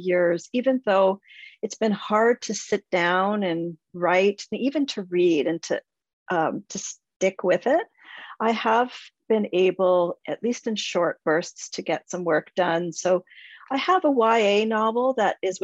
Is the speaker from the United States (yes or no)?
no; Whitby, Ontario, Canada; Small town Whitby, Tuesday afternoon brownies, daily Lord's prayers, Friday evening Gujarati classes